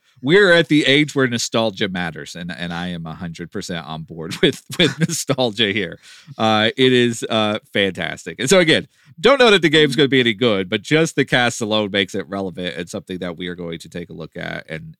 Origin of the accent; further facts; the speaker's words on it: Texas, United States; we grew up in Texas. It was required viewing.